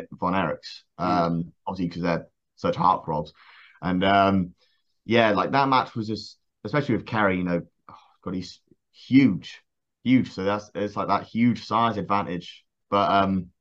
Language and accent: English; Swanage, South West England, United Kingdom; moved away as an adult; me moving from my hometown of Swanage